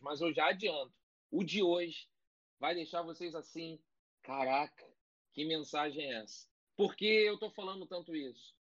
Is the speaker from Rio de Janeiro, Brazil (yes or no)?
yes; Rio de Janeiro, Brazil; eu tenho 42 anos, morei 24 em Cascadura